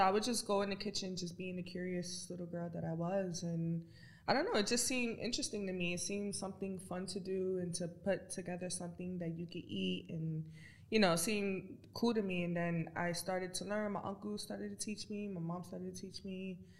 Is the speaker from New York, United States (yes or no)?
yes; New York City, New York, United States; I grew up in the Bronx, New York